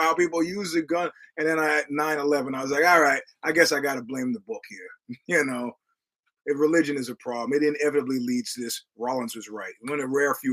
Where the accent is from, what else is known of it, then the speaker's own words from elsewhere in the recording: United States; I'm an American